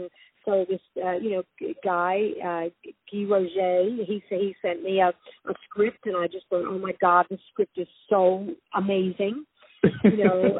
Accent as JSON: {"language": "English", "region": "New York", "country": "United States", "said": "I mean, I'm a New Yorker, and New York's my town."}